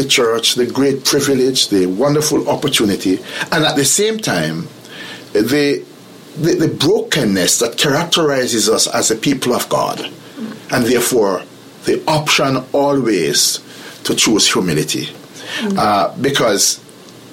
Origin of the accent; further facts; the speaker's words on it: Jamaica; I'm from Jamaica, and Jamaica is a very small country